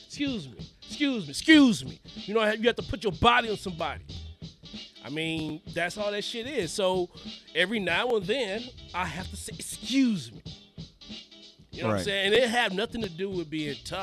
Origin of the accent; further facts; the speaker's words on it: St. Louis, Missouri, United States; I grew up in North St. Louis